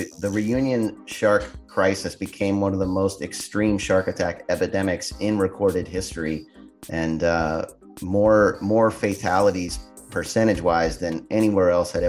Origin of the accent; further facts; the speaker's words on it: Florida, United States; also born or lived in Santa Barbara; I grew up here in Florida, but I went to college in Santa Barbara.